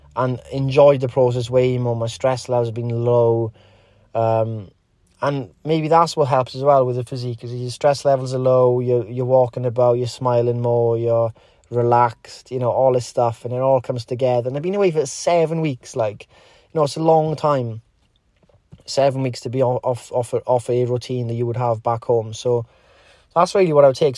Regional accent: Wales, United Kingdom; Wales, in, in Great Britain

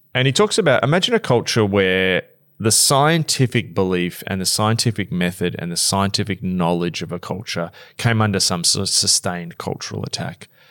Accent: Australia; us Australians

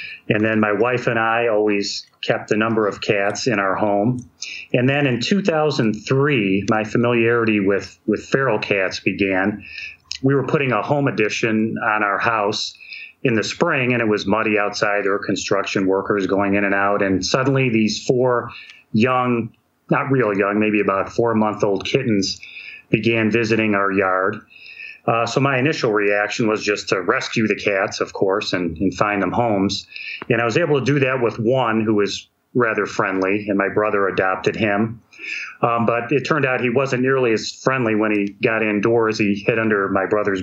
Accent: Ohio, United States; here in my home state of Ohio

